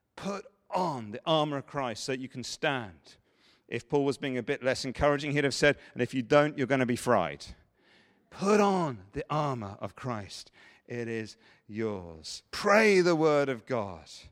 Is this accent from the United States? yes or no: no; England, United Kingdom; we're English